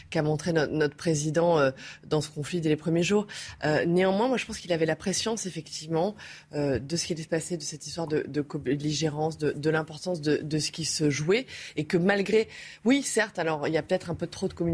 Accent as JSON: {"language": "French", "region": "Corsica", "country": "France", "said": "en fait, je suis corse, donc moi j'aime bien la chaleur"}